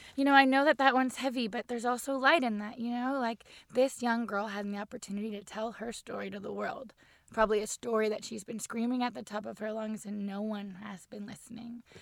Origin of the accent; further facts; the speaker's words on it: Barrie, Ontario, Canada; moved away; I grew up on the water in Barrie